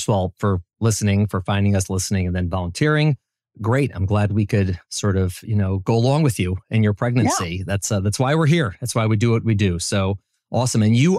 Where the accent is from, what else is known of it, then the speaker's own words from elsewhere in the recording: Midwest, United States; moved away; I grew up in the Midwest.